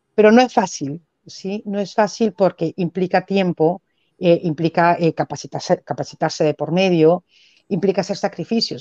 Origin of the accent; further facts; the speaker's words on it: Peru; vivo como un peruano común y silvestre